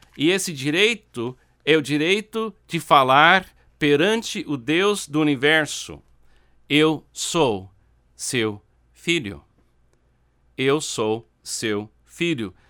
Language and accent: Portuguese; United States; Portuguese is a second language; now in Brazil; Eu nasci nos Estados Unidos. Eu tenho um passaporte americano.